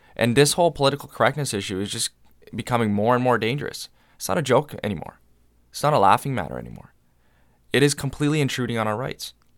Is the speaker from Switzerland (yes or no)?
no; London, Ontario, Canada; as a Londoner, as a Canadian